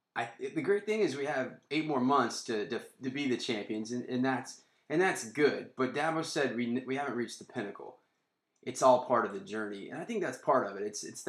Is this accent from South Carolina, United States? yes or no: yes; South Carolina, United States; now in San Francisco, United States; I think we can both say we live in San Francisco, and we're both Southerners, we're both from South Carolina.